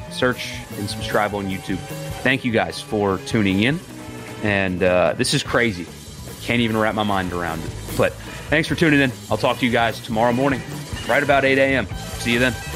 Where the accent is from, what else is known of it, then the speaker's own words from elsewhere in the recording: South Carolina, United States; I grew up in South Carolina